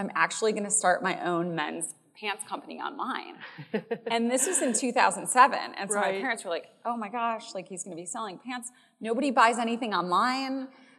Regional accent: Chicago, Illinois, United States; I am from Chicago.

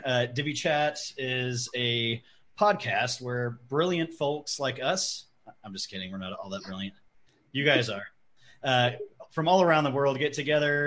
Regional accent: Prescott, Arizona, United States; I'm from Prescott, Arizona

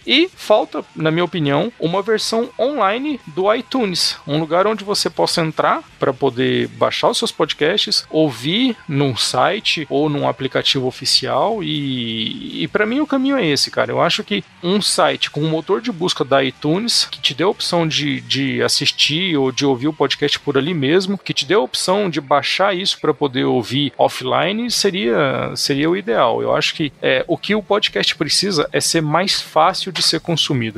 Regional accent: Franca, São Paulo, Brazil; eu venho de Franca, que tá ali a 12 quilômetros de Minas

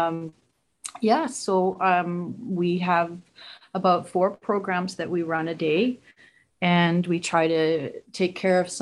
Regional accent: Vancouver, British Columbia, Canada; also born or lived in Fraser Valley; I'm from here. I'm from Vancouver area. I'm living out in the Fraser Valley, Vancouver area, BC, Canada

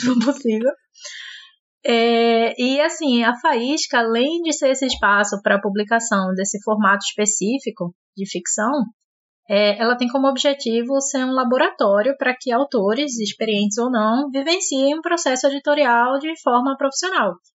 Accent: Recife, Pernambuco, Brazil; sou de Recife

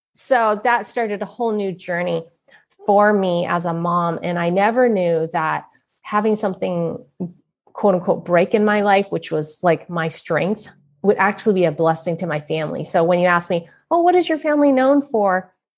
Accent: San Francisco, California, United States; I was born in San Francisco, Chinatown

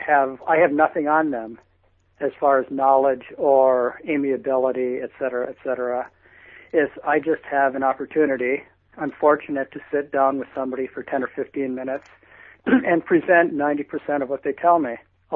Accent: Upper Peninsula of Michigan, United States; now in Cambridge, United States; I identify as a Youper, which means I grew up in the Upper Peninsula of Michigan, who happens to be now a Cantabrigian.

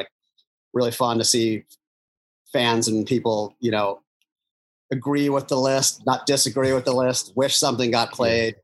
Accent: Philadelphia, Pennsylvania, United States; moved away; We are at the TLA in Philadelphia

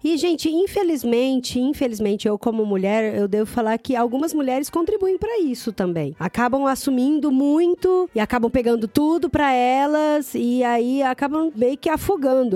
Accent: Brazil; moved away as an adult; vou falar português

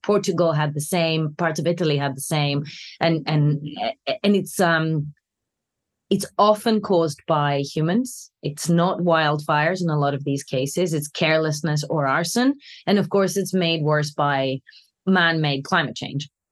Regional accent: Greece; now in London, United Kingdom; When I was growing up in Greece

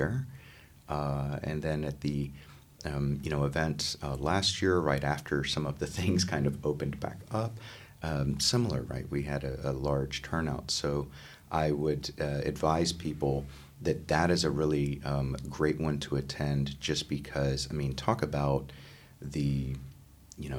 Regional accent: Texas, United States; my home state

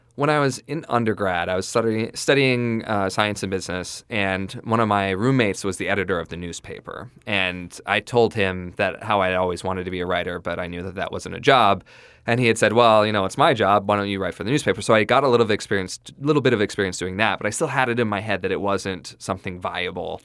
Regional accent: southeast Idaho, United States; I grew up in a small town in southeast Idaho, actually in the county in southeast Idaho.

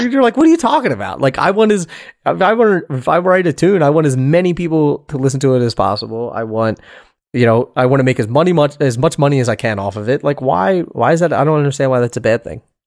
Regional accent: Philadelphia, Pennsylvania, United States; I'm from Philadelphia.

